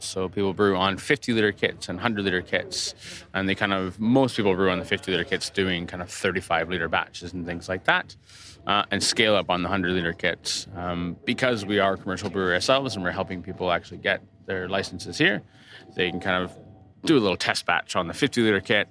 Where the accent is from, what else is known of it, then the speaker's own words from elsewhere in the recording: Toronto, Ontario, Canada; I grew up in Toronto, Canada